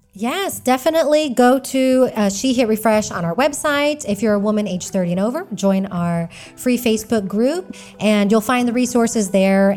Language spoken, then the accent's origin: English; Texas, United States; moved away as an adult; now in Spain; I am an American. I'm from Texas, living in Spain